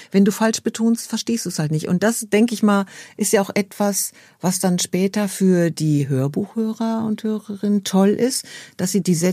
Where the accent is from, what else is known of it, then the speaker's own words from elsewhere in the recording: Dortmund, North Rhine-Westphalia, Germany; ich komme ja aus Dortmund